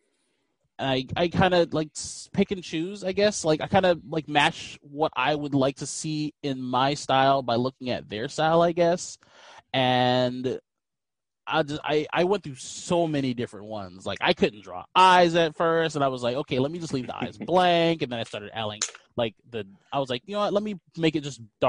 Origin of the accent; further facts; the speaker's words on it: Fort Lauderdale, Florida, United States; I am from Florida, born and raised